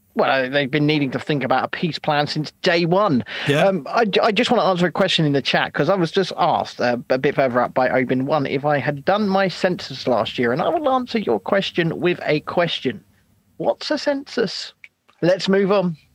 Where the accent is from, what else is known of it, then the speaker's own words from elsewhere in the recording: United Kingdom; us as British people